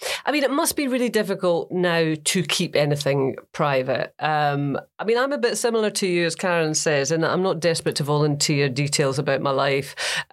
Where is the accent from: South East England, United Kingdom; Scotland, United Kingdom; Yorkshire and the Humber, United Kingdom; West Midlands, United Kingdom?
Scotland, United Kingdom; accent: Scottish; And they weren't putting me on air because obviously I sounded Scottish. So I just changed my accent